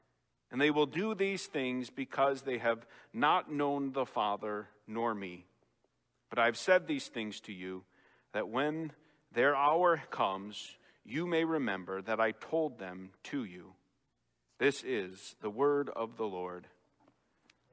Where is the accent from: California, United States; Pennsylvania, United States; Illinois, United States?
Illinois, United States; Chicago; accent: Chicago; moved away; having been away from Chicago over 18 years, those things start to fade more and more, and I've lost my accent quite a bit.